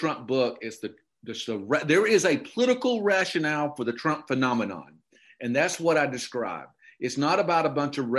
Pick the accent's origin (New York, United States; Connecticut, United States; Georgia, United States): Georgia, United States; Okefenokee Swamp; moved away; I grew up in the Okefenokee Swamp, and I grew up in redneck heaven